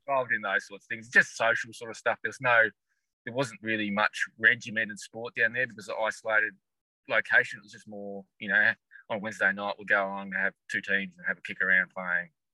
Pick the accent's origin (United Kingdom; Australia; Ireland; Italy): Australia; Launceston, Tasmania; also born or lived in West Coast, Tasmania; I grew up in Launceston, so originally yeah. from Launceston, and um, went to school here in Launceston as well